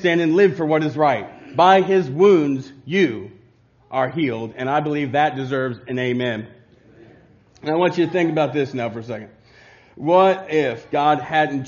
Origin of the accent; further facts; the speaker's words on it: Covington, United States; growing up in Covington